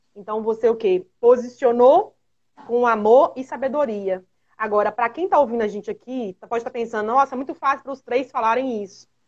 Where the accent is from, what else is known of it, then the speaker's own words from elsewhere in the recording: Minas Gerais, Brazil; Aqui em Minas Gerais, todos nós somos mineiros